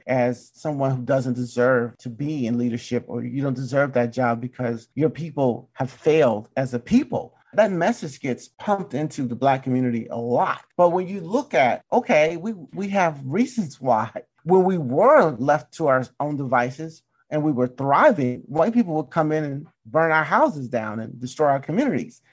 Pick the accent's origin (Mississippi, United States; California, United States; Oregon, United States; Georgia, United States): Mississippi, United States; I'm from Mississippi